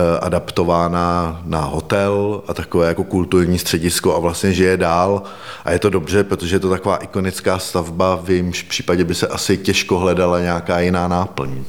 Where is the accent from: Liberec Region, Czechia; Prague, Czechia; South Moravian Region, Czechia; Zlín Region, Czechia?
Liberec Region, Czechia; Liberec; jsem vlastně z Liberce